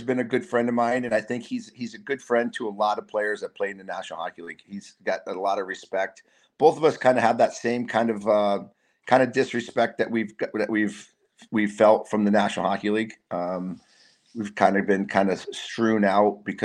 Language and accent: English; Massachusetts, United States; Massachusetts, my home state.